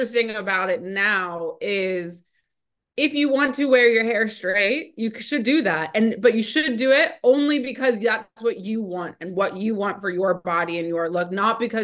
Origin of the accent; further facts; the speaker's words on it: Ohio, United States; I grew up in Ohio